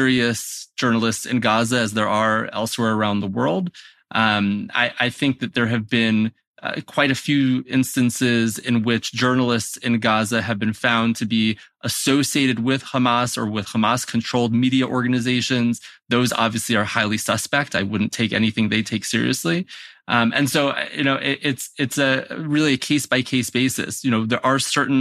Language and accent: English; United States; moved away as an adult; also born or lived in Maryland; now in Jerusalem, Israel; I was born in America